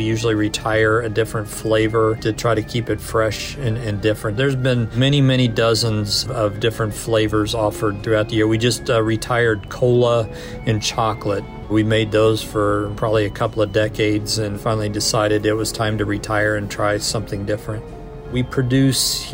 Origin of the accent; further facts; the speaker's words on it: Kansas City, Missouri, United States; moved away as an adult; now in Connecticut, United States; I'm actually from Kansas City